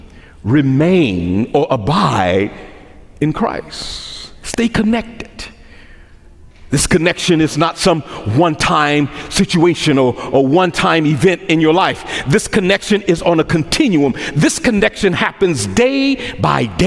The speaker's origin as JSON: {"language": "English", "town": "Memphis", "region": "Tennessee", "country": "United States", "tie": "born or raised there", "accent": "Memphis dialect", "moved": "yes", "said": "I grew up in Memphis, Tennessee"}